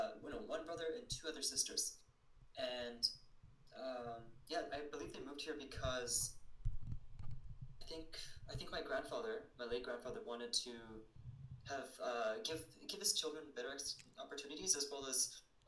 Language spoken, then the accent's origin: English; Canada; after he married my mother, who wanted to have me in Canada.